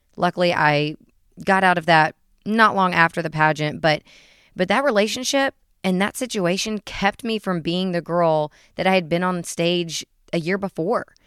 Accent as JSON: {"language": "English", "town": "Chattanooga", "region": "Tennessee", "country": "United States", "tie": "born or raised there", "said": "I'm from Chattanooga, Tennessee, born and raised"}